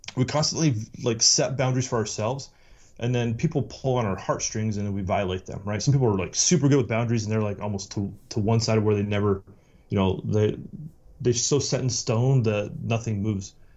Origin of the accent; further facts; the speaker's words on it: Utah, United States; I, I grew up in Utah